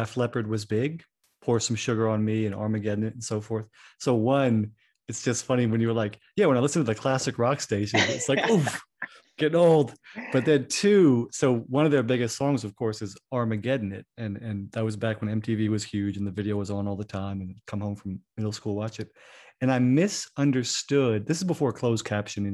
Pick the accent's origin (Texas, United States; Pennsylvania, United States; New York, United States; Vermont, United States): Vermont, United States; Burlington; I grew up in Vermont. So this is Burlington, Vermont